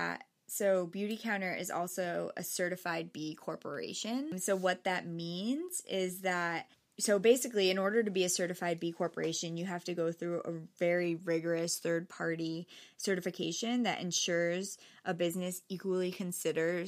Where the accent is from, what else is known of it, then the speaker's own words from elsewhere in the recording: Norwalk, Connecticut, United States; I grew up right here in Norwalk